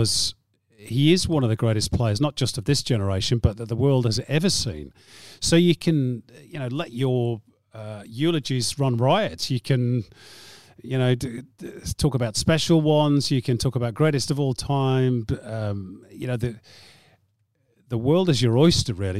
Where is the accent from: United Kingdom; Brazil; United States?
United Kingdom; England; I'm speaking as an Englishman